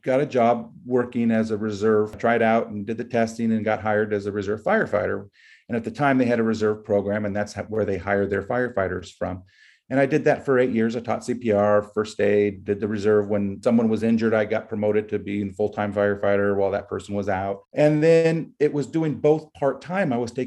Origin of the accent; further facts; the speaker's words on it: Carpinteria, California, United States; I grew up in Carpinteria